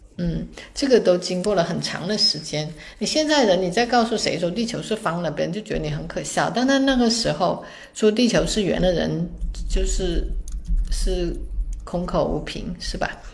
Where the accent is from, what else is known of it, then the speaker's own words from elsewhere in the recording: China; 我们中国人